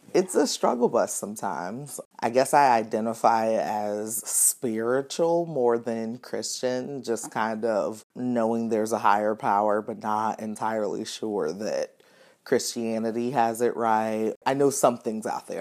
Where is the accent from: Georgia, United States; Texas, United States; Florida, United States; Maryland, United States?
Georgia, United States; Atlanta; moved away as an adult; now in Louisville, United States; I'm originally from Atlanta, Georgia